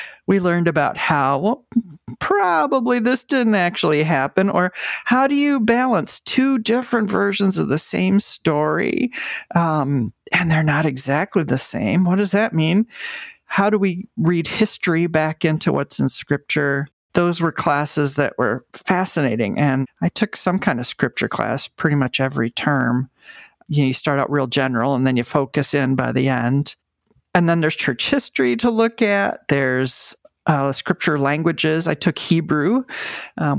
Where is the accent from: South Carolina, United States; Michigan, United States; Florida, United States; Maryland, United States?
Michigan, United States; moved away as an adult; also born or lived in New York City; the congregation where I grew up in Michigan supported me